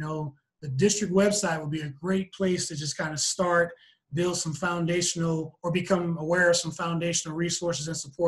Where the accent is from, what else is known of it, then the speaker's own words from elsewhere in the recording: Houston, Texas, United States; moved away; I'm a Texan. Cold weather plus Houston just doesn't exist.